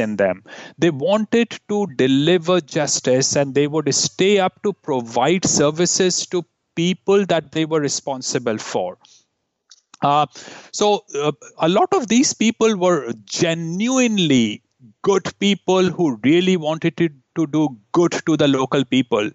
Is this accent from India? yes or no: yes; India; moved away as an adult; now in Canada; growing up in India